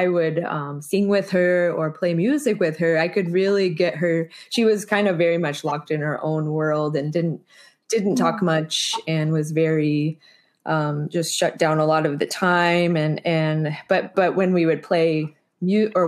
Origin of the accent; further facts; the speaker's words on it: Springfield, Missouri, United States; I grew up in Springfield, Missouri